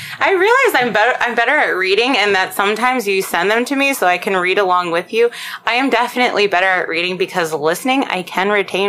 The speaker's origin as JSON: {"language": "English", "town": "Baltimore", "region": "Maryland", "country": "United States"}